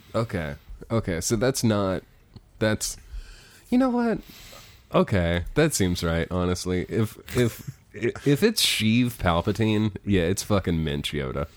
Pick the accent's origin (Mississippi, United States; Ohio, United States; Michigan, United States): Ohio, United States; Cincinnati; moved away; I'm from Cincinnati. That's where Harambe died.